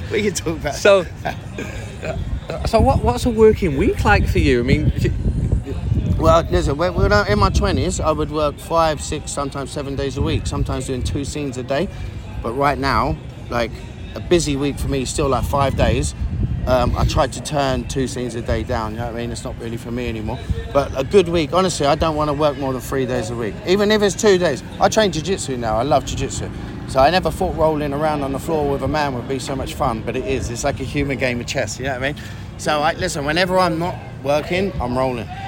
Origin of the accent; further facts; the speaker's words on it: London, United Kingdom; moved away as an adult; now in San Diego, United States; Originally from London, mate. Um, I've been out here now for the past 16 years